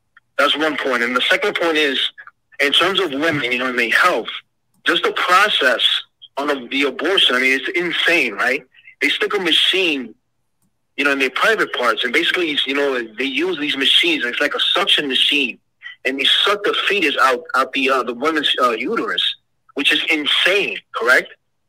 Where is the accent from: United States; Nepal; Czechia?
United States; Pennsylvania; I'm from Pennsylvania.